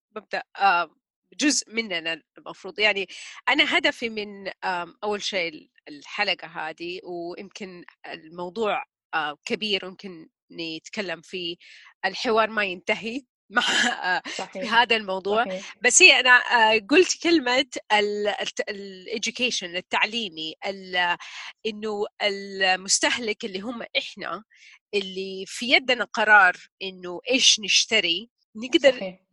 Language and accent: Arabic; Taif, Makkah Province, Saudi Arabia; جزء من طفولتي كلها في الطايف